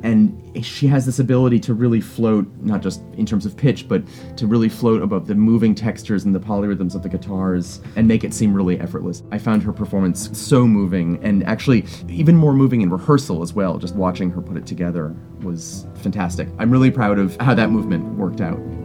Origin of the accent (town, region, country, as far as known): Providence, Rhode Island, United States; born or raised there; also born or lived in Vermont